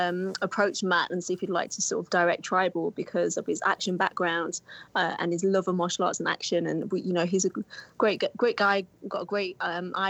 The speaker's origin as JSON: {"language": "English", "town": "Nottingham", "region": "East Midlands", "country": "United Kingdom", "tie": "born or raised there", "said": "the Nottingham Caves and the underground system in my hometown"}